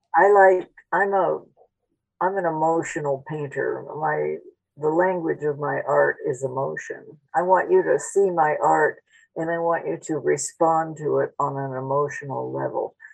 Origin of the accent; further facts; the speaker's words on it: Phoenix, Arizona, United States; also born or lived in Spain; when I was growing up in Phoenix